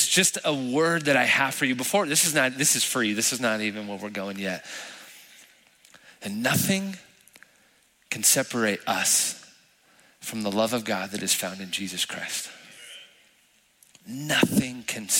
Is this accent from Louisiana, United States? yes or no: no; El Paso, Texas, United States; moved away as an adult; now in San Antonio, United States; I'm from El Paso, born and raised